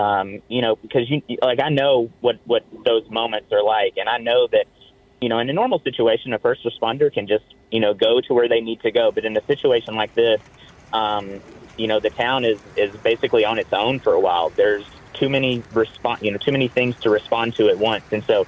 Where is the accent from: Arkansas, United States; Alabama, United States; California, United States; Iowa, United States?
Arkansas, United States; No, I am from Arkansas.